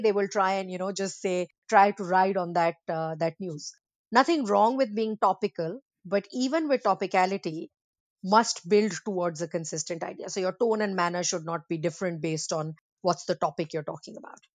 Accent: India; moved away; I'm from India originally

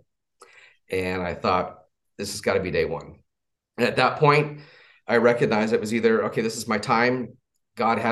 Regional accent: Southern California, United States; So I was raised in California, Southern California

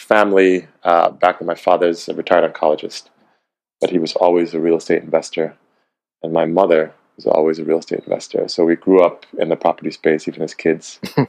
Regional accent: Cleveland, Ohio, United States; now in Ghana; And I was born in Cleveland, Ohio.

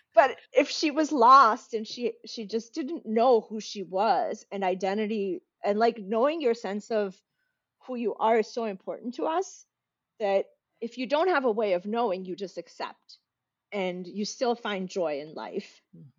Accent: United States; accent: American; as soon as I step outside, I'm American. I sound American

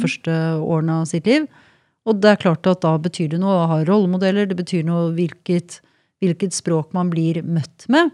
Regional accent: Norway; Jeg er også nordmann

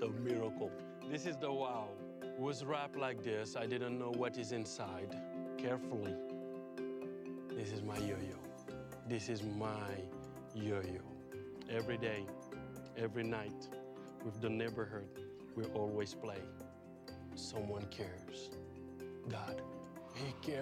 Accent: Senegal; I'm from Senegal. 95% of people where I grow up are not Christian

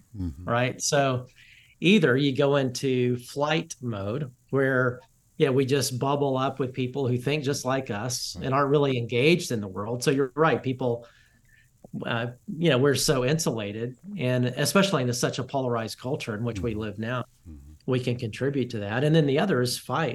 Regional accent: Alabama, United States; now in Dallas, United States; I'm from the South, I'm from Alabama, and I live in Dallas, pastor in Dallas

